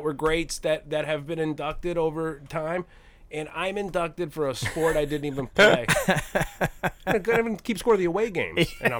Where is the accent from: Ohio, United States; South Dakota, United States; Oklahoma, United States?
Ohio, United States; Cleveland; I grew up in the Cleveland area.